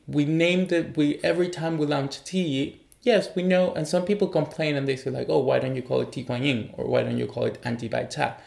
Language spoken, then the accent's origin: English; Chile; also born or lived in Taiwan; now in Berlin, Germany; I'm originally from Chile.